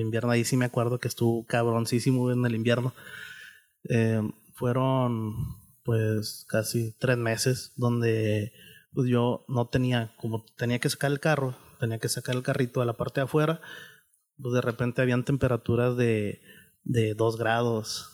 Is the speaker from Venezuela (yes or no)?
no; San Rafael, Nuevo León, Mexico; me crié ahí en, en San Rafa, ahí en la secundaria 46, ahí en San Rafael